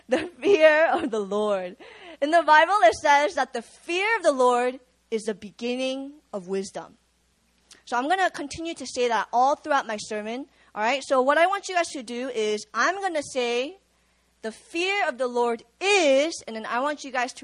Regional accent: Virginia, United States; moved away as an adult; also born or lived in Busan, South Korea; now in South Korea; I grew up in Virginia

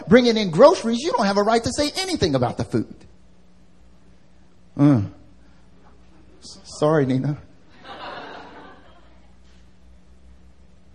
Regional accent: North Carolina, United States; now in Seoul, South Korea; I'm from North Carolina. I'm from the South. And back home, I don't know, at least in North Carolina where I grew up

